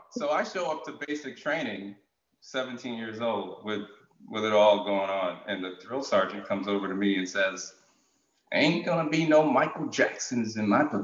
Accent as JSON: {"language": "English", "country": "Jamaica", "said": "I'm, I'm I'm I am a Jamaican."}